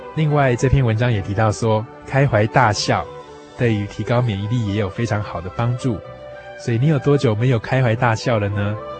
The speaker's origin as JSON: {"language": "Chinese", "country": "Taiwan", "said": "对于我们台湾人的生活健康情况"}